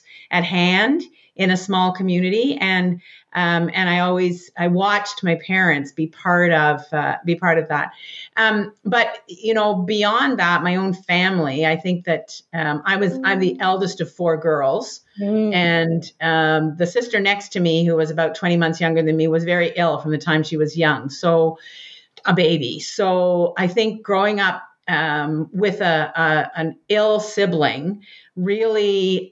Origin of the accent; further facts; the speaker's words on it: Richmond Hill, Ontario, Canada; I grew up just north of Toronto in what was then a small town, Richmond Hill.